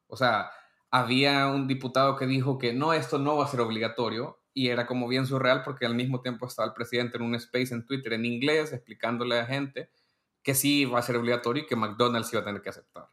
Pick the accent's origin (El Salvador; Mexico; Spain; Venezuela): El Salvador; yo soy un periodista salvadoreño